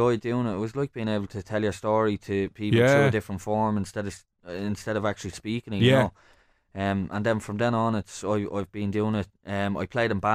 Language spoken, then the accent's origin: English; Dublin, Leinster, Ireland; also born or lived in Santry, Dublin; I grew up in Smithfield, not too far away from where we are at the minute, the inner city, and then I'm living out in Santry now